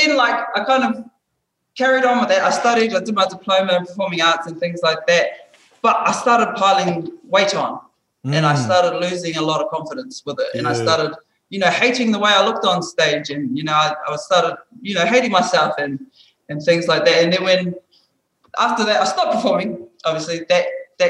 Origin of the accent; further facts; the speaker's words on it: Hamilton, Waikato, New Zealand; moved away; I was brought up in New Zealand, back home, Hamilton. That's where I'm from